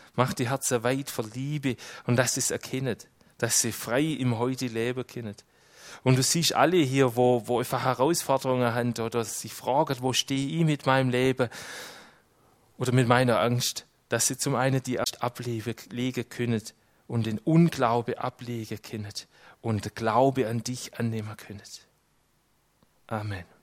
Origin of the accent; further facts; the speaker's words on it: Switzerland; als Schweizer